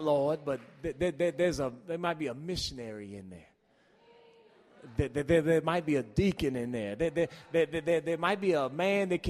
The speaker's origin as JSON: {"language": "English", "town": "Washington", "region": "District of Columbia", "country": "United States", "tie": "born or raised there", "said": "I grew up in Washington, D.C., Georgia Avenue."}